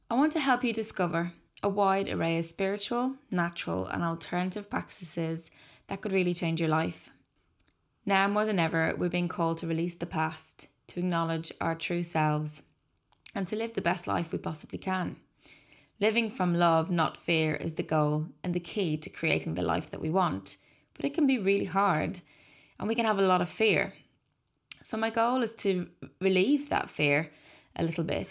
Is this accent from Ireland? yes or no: yes; Dublin, Leinster, Ireland; I was born in 1981 in Dublin to 2 wonderful parents